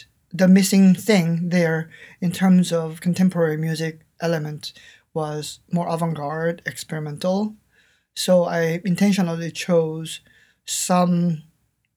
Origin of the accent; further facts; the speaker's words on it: South Korea; English is a second language; moved away; when I was growing up in South Korea